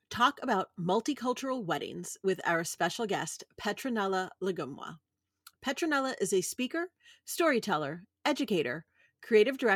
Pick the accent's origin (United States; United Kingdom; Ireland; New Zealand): United States; New York City, New York; I mean, I grew up in New York City, right? So New York City is the center of the world